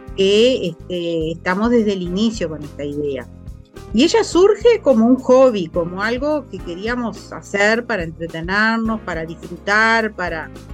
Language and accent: Spanish; Tacuarembó, Uruguay; yo soy de Tacuarembó, mi familia es de Tacuarembó.